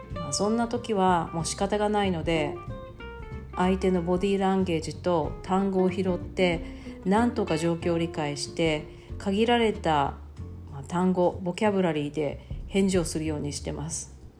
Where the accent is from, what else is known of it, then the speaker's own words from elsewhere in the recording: Okinawa, Japan; moved away as an adult; now in Guayaquil, Ecuador; 私は沖縄県出身ですが